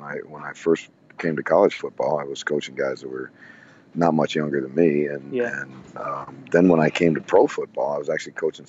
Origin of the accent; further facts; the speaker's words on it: South Bend, Indiana, United States; I grew up in South Bend.